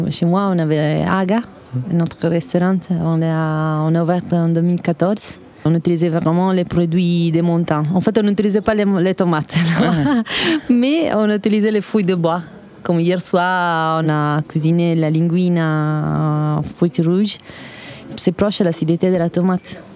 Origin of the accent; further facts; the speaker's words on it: northern Italy, Italy; French is a second language; moved away as an adult; now in Paris, France; moi, je viens du Nord